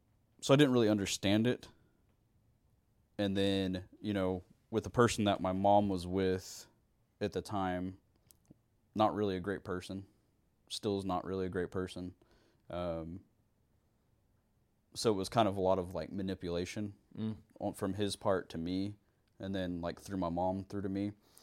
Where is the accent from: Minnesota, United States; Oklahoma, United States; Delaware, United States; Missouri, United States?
Oklahoma, United States; Muskogee; born there; So I was born in Muskogee.